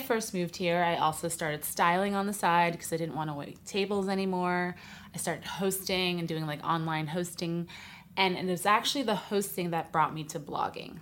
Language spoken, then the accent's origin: English; New York City, New York, United States; moved away as an adult; now in Los Angeles, United States; I'm from New York City originally, but I've lived in L A a while now, about twelve years